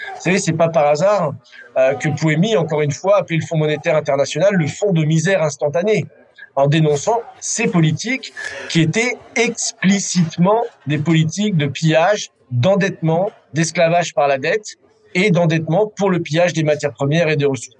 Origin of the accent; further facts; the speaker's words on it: France; en tant que Français